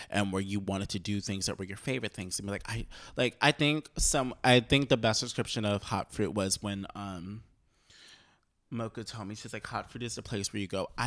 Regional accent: Ohio, United States; because like I'm from Ohio

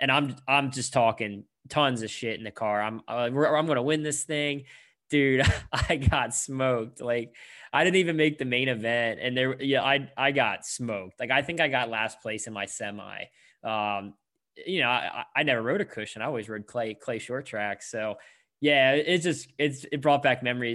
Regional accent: Pennsylvania, United States; I grew up in Pennsylvania

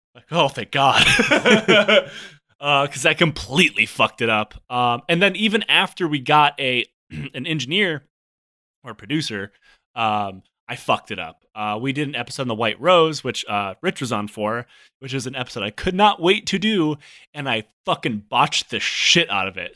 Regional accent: Detroit, Michigan, United States; I grew up in the Metro Detroit area.

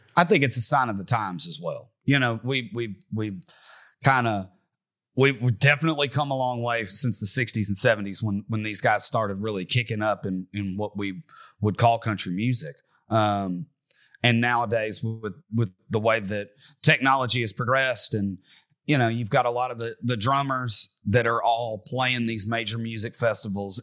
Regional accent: Bowling Green, Kentucky, United States; I'm from Bowling Green, Kentucky. I'm from right around where the … were from. And, uh, …, the, the guitar player, taught me how to play guitar growing up.

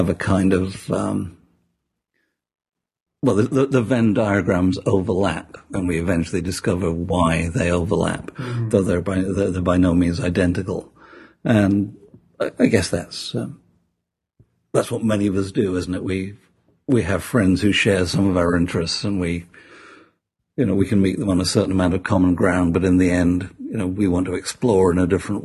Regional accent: Sheffield, Yorkshire and the Humber, United Kingdom; moved away; Sheffield, my hometown

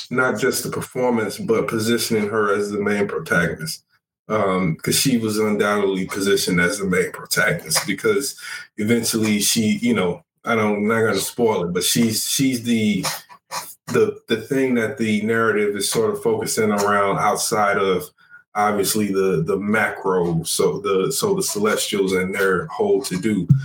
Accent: United Kingdom; accent: British; my natural British accent.

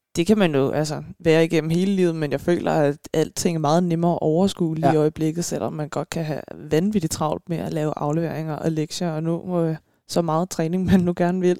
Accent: Frederiksberg, Capital Region of Denmark, Denmark; now in Stevns, Denmark; jeg er fra Frederiksberg. Ja. Bare, jeg er bare tilflytter

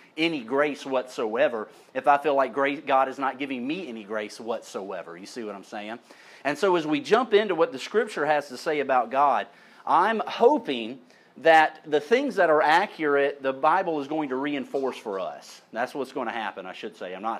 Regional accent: St. Elmo, United States; When I was a kid, I grew up in St. Elmo, my people

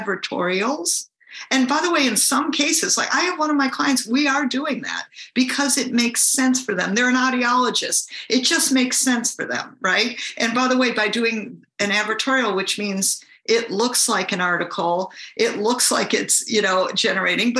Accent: Michigan, United States; now in California, United States; I actually live in California, but I'm from Michigan.

